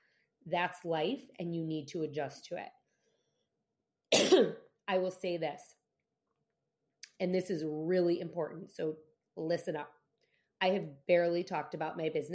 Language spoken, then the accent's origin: English; United States; as an American citizen